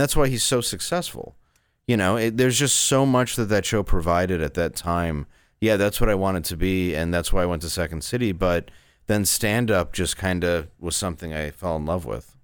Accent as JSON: {"language": "English", "town": "Grosse Pointe", "region": "Michigan", "country": "United States", "tie": "born or raised there", "also_born_or_lived": "Detroit, Michigan", "said": "I grew up in Grosse Pointe, which is like an upscale suburb"}